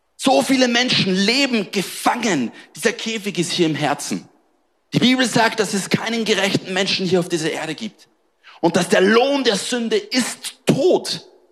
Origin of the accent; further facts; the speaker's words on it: Austria; moved away as an adult; now in Marseille, France; Ich bin in Österreich groß geworden